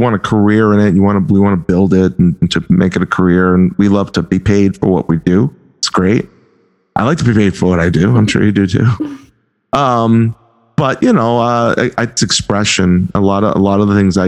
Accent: Boston, Massachusetts, United States; accent: Boston; my Boston accent

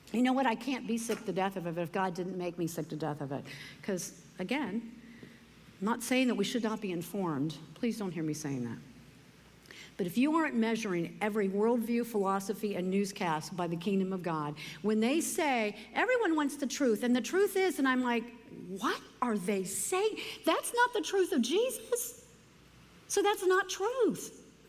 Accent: United States; I love being an American

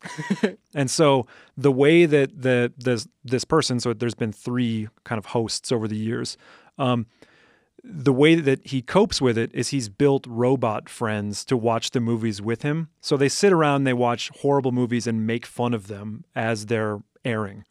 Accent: Madison, Wisconsin, United States; I grew up in Madison, Wisconsin

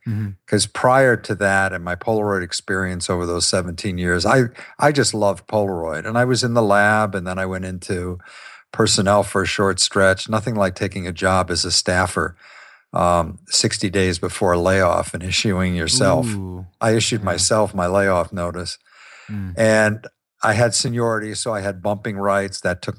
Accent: Ohio, United States; I grew up in Ohio.

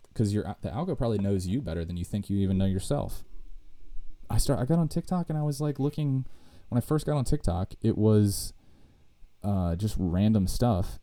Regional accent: United States; I'm an American

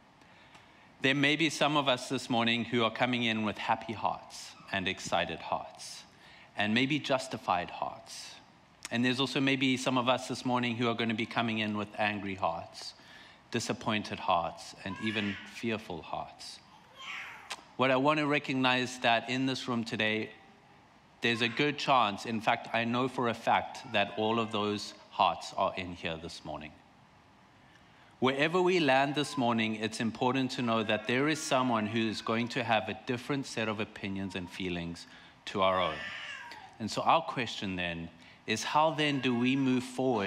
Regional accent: South Africa; moved away as an adult; now in Vancouver, Canada; I'm from South Africa

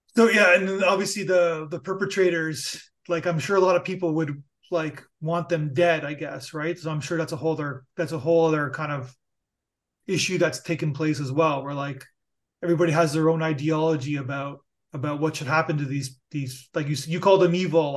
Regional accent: Niagara Falls, Ontario, Canada; I'm from Niagara Falls

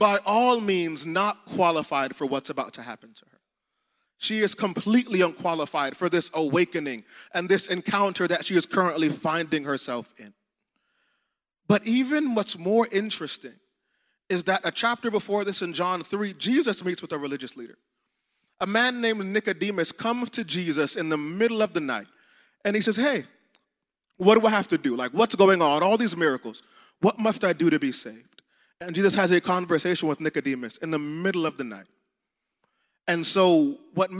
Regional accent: South Florida, United States; we're from South Florida, so we know it gets hot.

